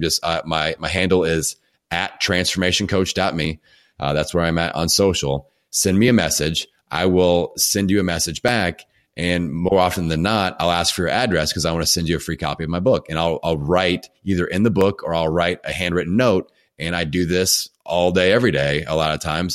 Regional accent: Bloomington, Indiana, United States; my hometown of Bloomington, Indiana

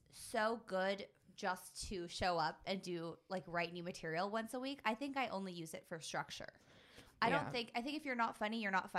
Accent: Pasadena, California, United States; I'm from here. I was born in Pasadena.

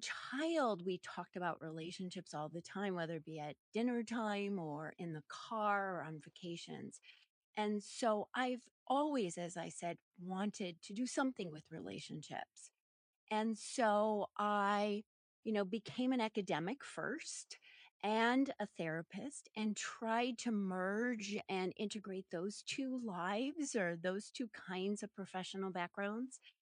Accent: Minneapolis, Minnesota, United States; I'm a Midwestern gal, born and raised in Minneapolis, Minnesota

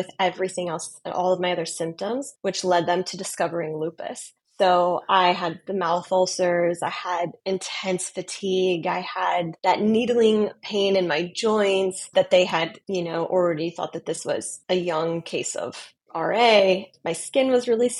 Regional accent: Montana, United States; moved away as an adult; also born or lived in Los Angeles, United States / Metro Detroit, Michigan, United States; now in Detroit, United States; I am originally from Montana, born and raised in Montana

